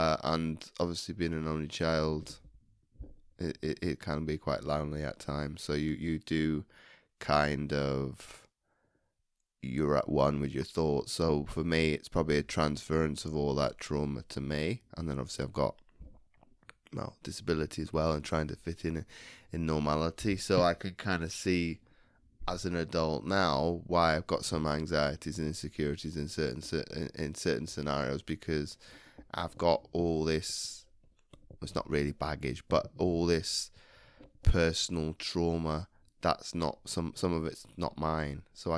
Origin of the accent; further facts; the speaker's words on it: United Kingdom; And obviously, gosh, with both of us being British and you being a Londoner